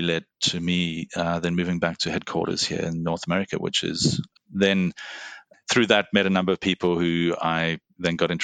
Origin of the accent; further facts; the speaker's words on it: Cape Town, Western Cape, South Africa; moved away as an adult; also born or lived in Singapore; now in Bay Area, United States; I was born in South Africa, grew up in Cape Town